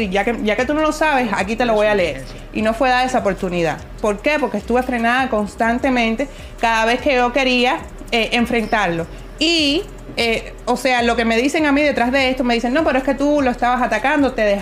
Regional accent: Cuba; moved away as an adult; Porque soy cubana y porque viví en Cuba hasta los 21 años.

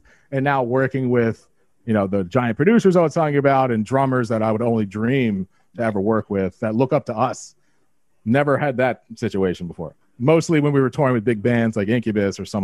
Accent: Long Island, New York, United States; That's our hometown

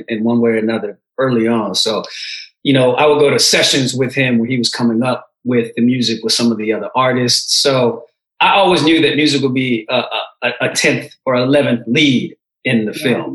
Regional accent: San Francisco Bay Area, California, United States; also born or lived in Oakland / Berkeley / El Segundo; I came here when I was a baby, so my whole culture, you know, I grew up in the San Francisco Bay Area, Oakland, Berkeley, El Segundo

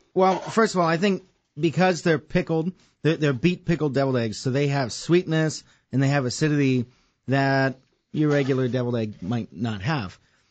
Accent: Wisconsin, United States; I'm from Wisconsin

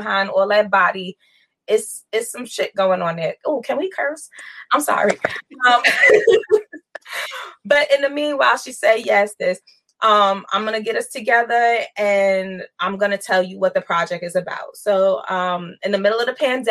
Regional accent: New York City, New York, United States; also born or lived in Queens, New York; So I grew up in Brooklyn, and Queens. Family bounced back and forth between Brooklyn and Queens.

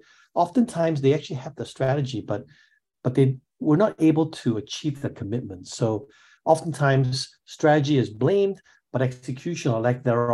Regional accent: Singapore; I'm from Singapore. I grew up in Singapore.

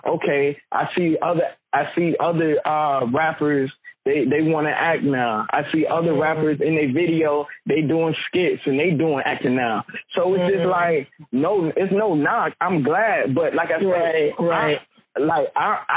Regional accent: Newport News, Virginia, United States; Newport News, I was born in Newport News

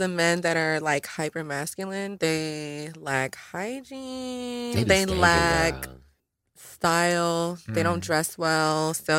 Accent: New York, United States; I'm from New York, so I'm always going to be straightforward.

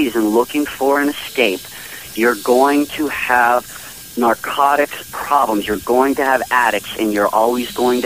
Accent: Pittsburgh, Pennsylvania, United States; I'm actually from Pittsburgh

